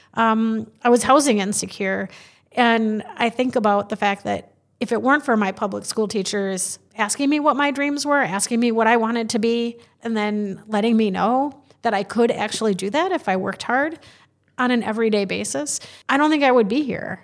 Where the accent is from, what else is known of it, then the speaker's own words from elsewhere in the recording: Madison, Wisconsin, United States; growing up in Madison